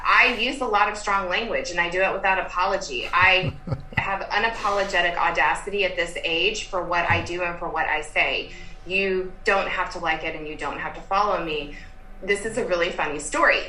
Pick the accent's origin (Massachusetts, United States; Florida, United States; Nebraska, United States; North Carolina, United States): North Carolina, United States; Durham; also born or lived in Lexington, Kentucky; now in Austin, United States; I grew up in Durham, North Carolina